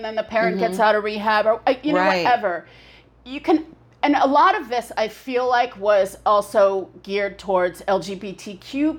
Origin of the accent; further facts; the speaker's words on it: Los Angeles, California, United States; I grew up in the Valley, so the Valley is like a, you know, a affluent, although we weren't, an affluent suburb of Los Angeles.